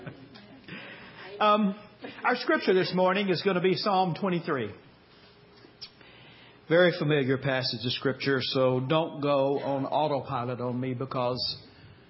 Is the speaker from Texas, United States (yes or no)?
yes; Texas, United States; moved away; We grew up in Texas, and we grew up Baptist. Now, we long ago escaped Texas.